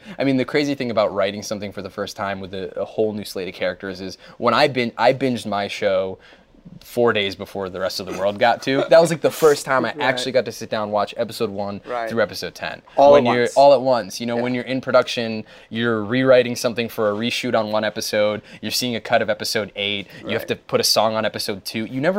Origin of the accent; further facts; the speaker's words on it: New Jersey, United States; I grew up in Jersey.